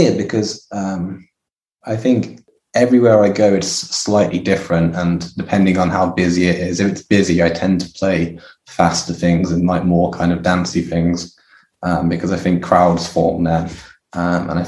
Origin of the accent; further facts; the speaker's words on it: Kidderminster, West Midlands, United Kingdom; Kidderminster, which is my hometown